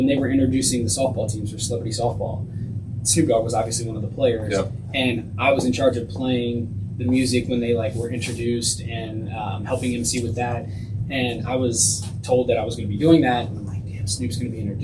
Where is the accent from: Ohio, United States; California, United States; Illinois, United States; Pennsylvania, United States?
Ohio, United States; Cincinnati; I grew up spending time on Coleraine Avenue